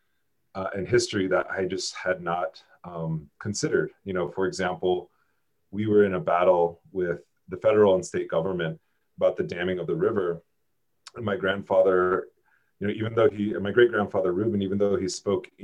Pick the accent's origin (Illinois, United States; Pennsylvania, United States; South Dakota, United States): South Dakota, United States; now in Albuquerque, United States; I was born and raised in South Dakota. So I'm a transplant here in Albuquerque right now